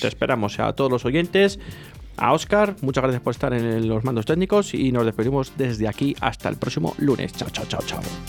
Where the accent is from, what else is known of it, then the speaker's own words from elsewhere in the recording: Valladolid, Castile and León, Spain; como vallisoletano